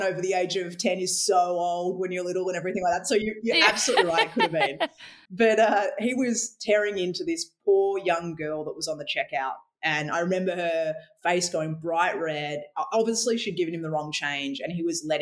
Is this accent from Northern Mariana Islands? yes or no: no; Western Australia, Australia; now in Victoria, Australia; I grew up in Western Australia, where we're both in Victoria now, but I was born in the Wild West